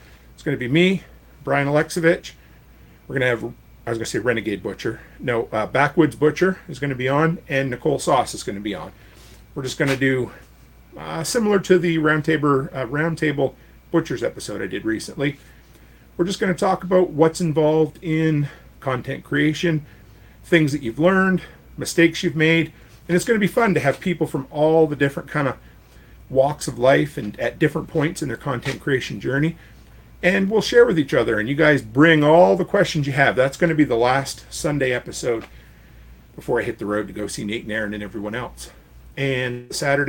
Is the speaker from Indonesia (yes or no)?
no; Canada; you have an American post office box as a Canadian